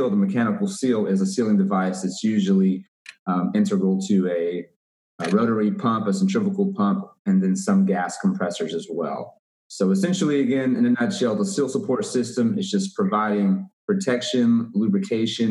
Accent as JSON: {"language": "English", "town": "Waco", "region": "Texas", "country": "United States", "said": "I'm from Waco, Texas."}